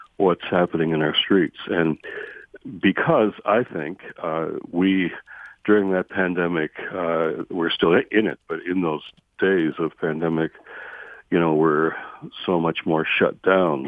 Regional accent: Detroit, Michigan, United States; moved away; I'm a Detroit homeboy. It's my hometown

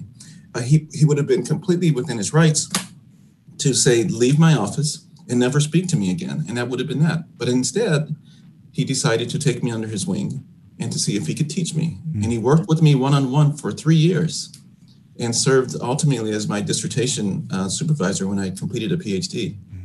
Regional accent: Chicago, Illinois, United States; growing up on the South Side of Chicago

